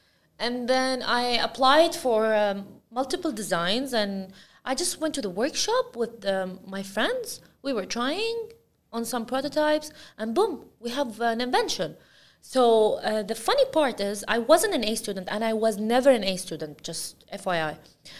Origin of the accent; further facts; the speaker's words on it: Al Ain, Abu Dhabi, United Arab Emirates; now in Abu Dhabi, United Arab Emirates; Yeah, I'm from Al Ain, and only the last 7 years of my life, I just moved to Abu Dhabi, and yeah, now I'm using this, I am from Abu Dhabi.